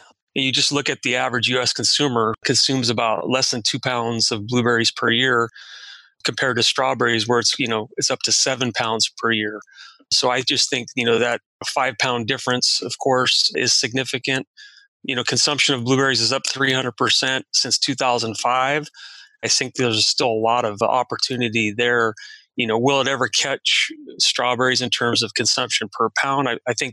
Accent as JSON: {"language": "English", "town": "Watsonville", "region": "California", "country": "United States", "tie": "born or raised there", "said": "I was born and raised in Watsonville"}